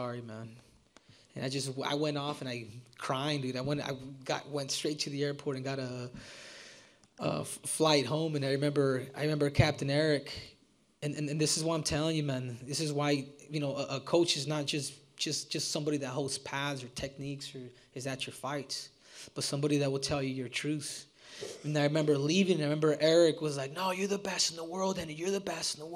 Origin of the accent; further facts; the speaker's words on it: United States; I am an American. But you know, the from Mexican descent